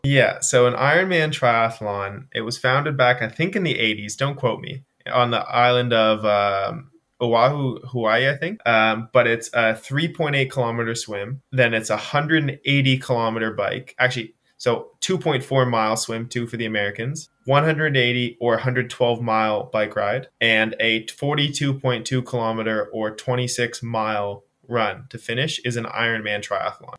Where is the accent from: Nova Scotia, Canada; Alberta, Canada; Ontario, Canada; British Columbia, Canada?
Nova Scotia, Canada; Yeah, so I'm from the East Coast of Canada, uh, Nova Scotia, born and raised